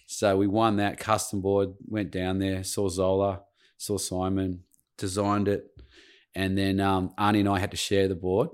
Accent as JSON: {"language": "English", "town": "Cromer", "region": "New South Wales", "country": "Australia", "tie": "born or raised there", "said": "grew up at, um, Cromer"}